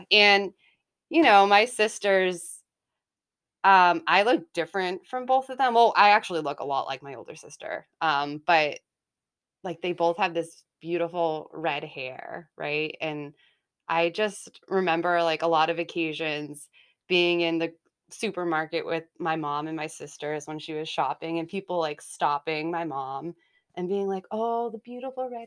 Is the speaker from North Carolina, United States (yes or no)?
no; Haverhill, Massachusetts, United States; also born or lived in Salem, Massachusetts; So I was born in Salem, Massachusetts, and um, grew up in Haverhill, Mass. And I am the middle child.